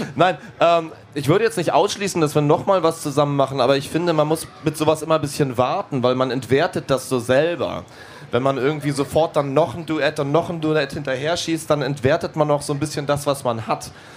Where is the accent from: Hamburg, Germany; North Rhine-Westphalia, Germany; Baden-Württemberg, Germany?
Hamburg, Germany; wir kommen aus Hamburg